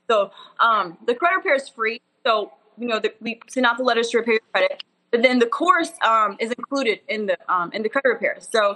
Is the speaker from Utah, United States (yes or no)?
no; Wichita Falls, Texas, United States; moved away as an adult; now in Dallas, United States; I'm from a super country, like cows and horses and Wichita Falls